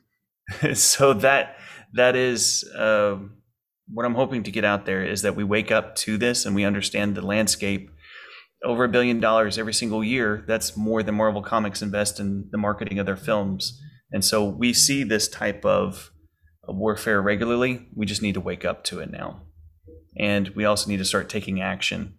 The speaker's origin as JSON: {"language": "English", "region": "Texas", "country": "United States", "tie": "born or raised there", "moved": "yes", "lives_now": "Lake Charles, United States", "said": "I was born and raised in Texas"}